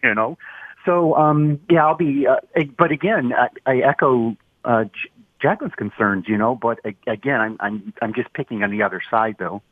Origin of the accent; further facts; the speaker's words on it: Roseville, Michigan, United States; also born or lived in Shelby Township, Michigan / Japan; I grew up in Roseville.